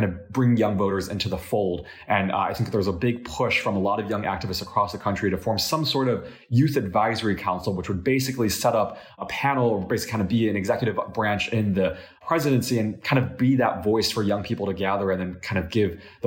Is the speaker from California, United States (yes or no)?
no; Illinois, United States; my home state, Illinois